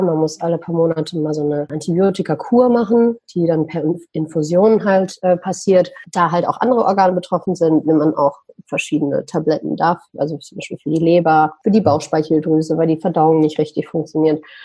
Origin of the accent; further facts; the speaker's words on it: Düsseldorf, North Rhine-Westphalia, Germany; moved away as an adult; Ich bin in Deutschland, in Düsseldorf geboren, sage ich mal, bin aber seit einigen Jahren, ich sage ich sag mal so seit acht, neun Jahren in der Welt unterwegs.